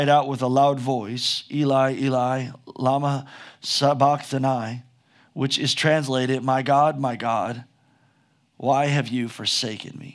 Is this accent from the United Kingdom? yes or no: no; United States; just as an American